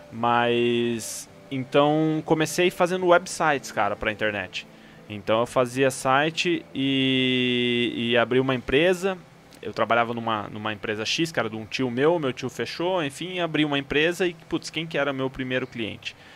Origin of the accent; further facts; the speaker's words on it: Campo Mourão, Paraná, Brazil; moved away as an adult; now in Curitiba, Brazil; eu sou do interior do Paraná, de Campo Mourão, né? É, nasci Bicho do Paraná. lá, sou pé vermelho.